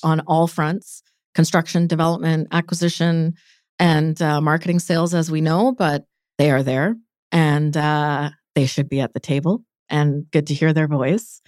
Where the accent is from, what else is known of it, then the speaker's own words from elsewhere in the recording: Delta, British Columbia, Canada; also born or lived in Calgary; I'm born and raised in Vancouver, North Delta.